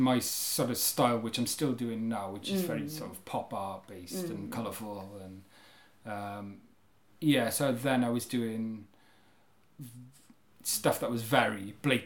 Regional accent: Carmarthen, Wales, United Kingdom; now in Cardiff, United Kingdom; I grew up in Carmarthen

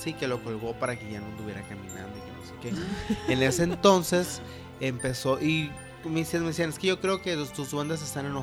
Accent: Guatabampo, Sonora, Mexico; Pero fíjense que nosotros somos de Guatabampo, Sonora.

